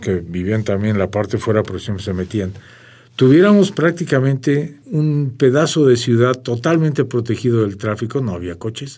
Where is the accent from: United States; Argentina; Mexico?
Mexico; first language Armenian; Spanish is a second language; No hay nada que me haga sentir otra cosa que no sea totalmente mexicano